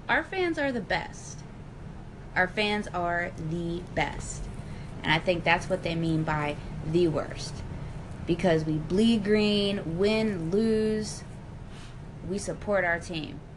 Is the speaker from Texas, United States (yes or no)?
no; Pennsylvania, United States; Outside of Philadelphia.